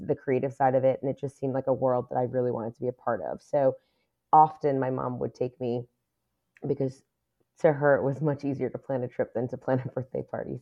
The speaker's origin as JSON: {"language": "English", "town": "New York City", "region": "New York", "country": "United States", "tie": "born or raised there", "said": "I was born and raised in New York City. I lived in Queens for m, pretty much all of my life"}